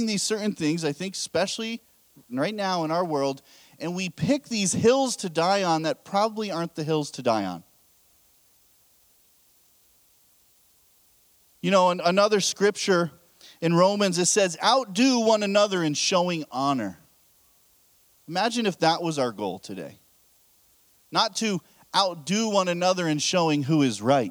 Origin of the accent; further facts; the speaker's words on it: United States; I'm American as well